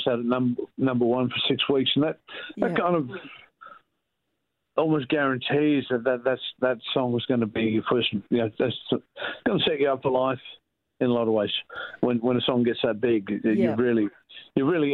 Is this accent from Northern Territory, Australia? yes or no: yes; Alice Springs, Northern Territory, Australia; my hometown of Alice Springs